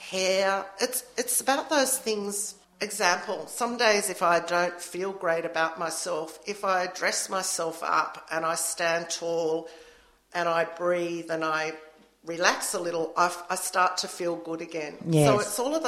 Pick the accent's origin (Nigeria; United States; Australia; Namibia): Australia; we're Australian